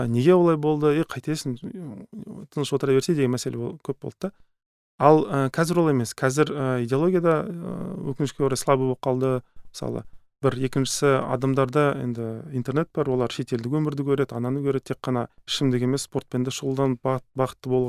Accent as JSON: {"language": "Kazakh", "country": "Kazakhstan", "said": "біз қазақ халқының мысалы ыыы қырсық деген мінезі бар"}